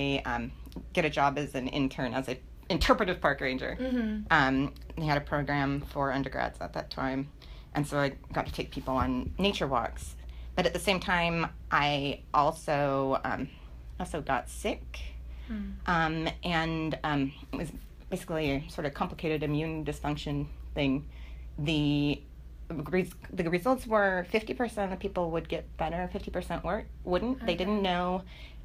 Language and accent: English; California, United States; I grew up in California